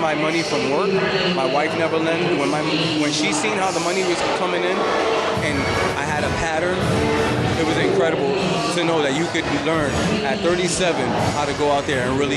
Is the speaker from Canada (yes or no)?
no; Bridgeport, Connecticut, United States; I'm Puerto Rican. I'm from Bridgeport, Connecticut.